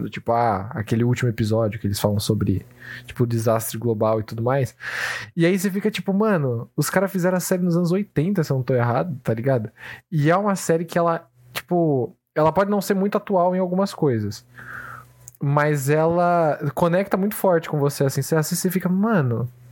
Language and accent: Portuguese; Brazil; a gente vivencia isso como brasileiros